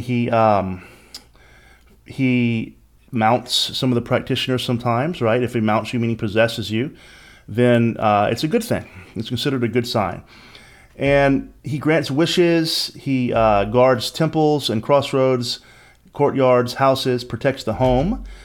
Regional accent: Lafayette, Louisiana and New Orleans, United States; I grew up in Lafayette, Louisiana, and New Orleans, Louisiana, and Louisiana is my home state

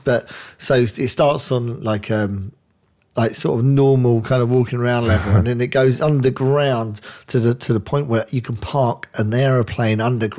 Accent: England, United Kingdom; we're both English

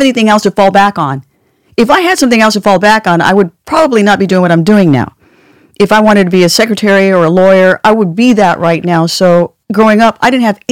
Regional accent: California, United States; accent: California; my California accent

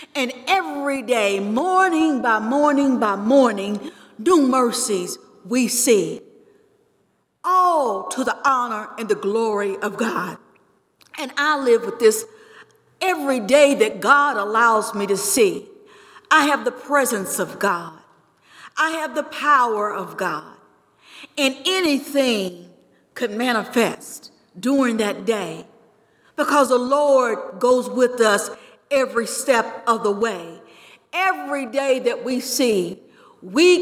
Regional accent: Georgetown, Kentucky, United States; I grew up here in Georgetown, Kentucky.

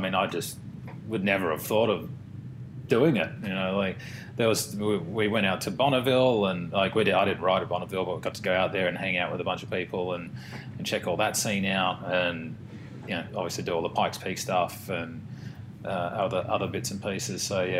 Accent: Sydney, New South Wales, Australia; Yep. Yeah, in Roseville.

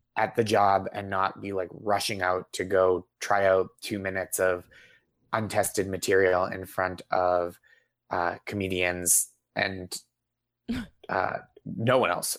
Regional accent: just outside Boston, Massachusetts, United States; I grew up just outside Boston

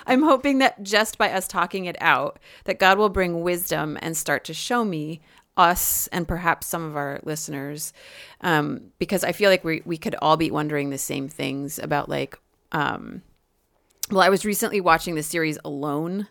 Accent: United States; I am an American

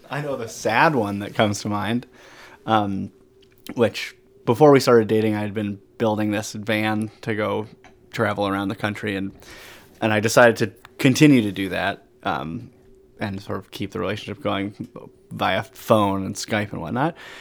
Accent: Burlington, Vermont, United States; From Burlington, Vermont. And I work here and live here still.

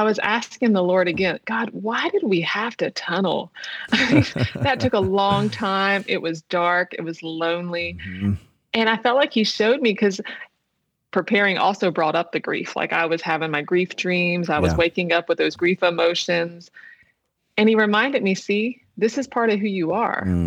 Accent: Wilmington, United States; moved away as an adult; also born or lived in Texas; I go back to my hometown, you know, to be near my mother

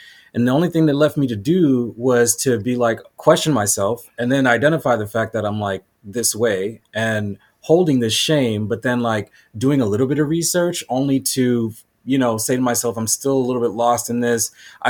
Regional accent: Boston, Massachusetts, United States; now in San Diego, United States; growing up I grew up in Boston.

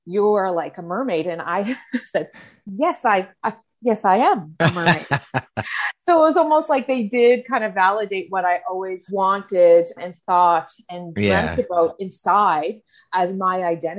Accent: Cape Breton, Nova Scotia, Canada; I am from Cape Breton, Nova Scotia, as you can probably tell from my accent

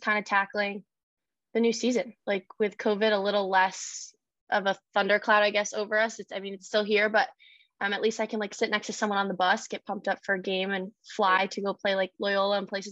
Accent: Saratoga Springs, New York, United States; I grew up in Saratoga Springs, New York.

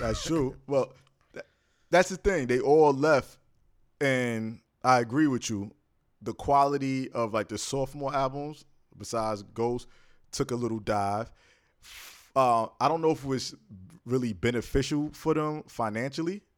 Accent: New York, United States; Born and raised in New York

